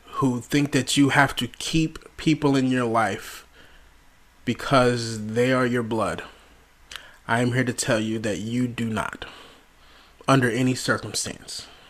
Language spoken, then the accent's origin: English; Las Vegas, Nevada, United States; moved away as an adult; now in Delaware, United States; I'm originally from Las Vegas, Nevada, moved to, to Delaware with my wife and my children